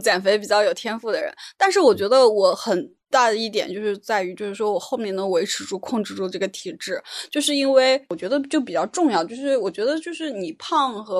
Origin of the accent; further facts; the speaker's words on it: Northeast China, China; 主要咱们从小是吃东北米长大的，很香。